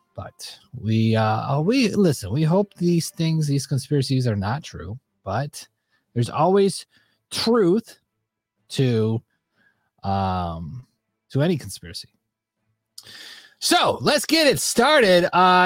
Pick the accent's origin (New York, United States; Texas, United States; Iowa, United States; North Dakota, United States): New York, United States; Buffalo; I'm from Buffalo